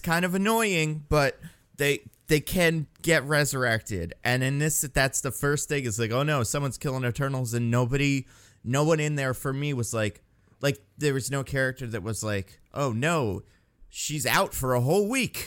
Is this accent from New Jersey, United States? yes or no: yes; New Jersey, United States; moved away; when I was a kid in Jersey